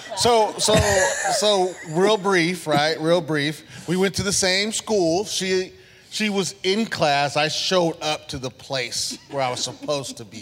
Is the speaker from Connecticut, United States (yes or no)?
no; San Diego, California, United States; we grew up in San Diego, went to Lincoln High School